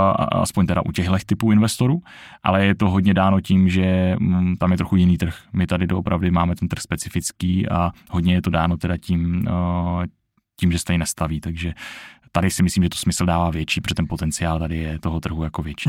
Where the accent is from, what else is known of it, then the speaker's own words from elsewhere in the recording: Czechia; tady u nás v Čechách